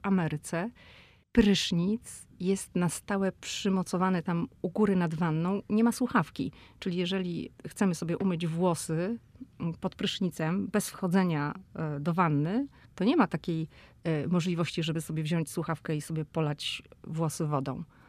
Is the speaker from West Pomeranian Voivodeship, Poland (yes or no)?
yes; Szczecin, West Pomeranian Voivodeship, Poland; my jesteśmy oboje ze Szczecina